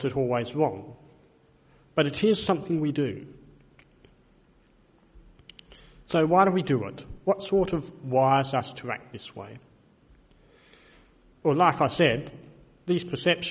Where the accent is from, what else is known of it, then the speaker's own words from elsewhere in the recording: Adelaide, South Australia, Australia; also born or lived in Melbourne, Victoria; I was born in Melbourne, but moved here when I was 6 weeks old and have lived in Adelaide all my life since then.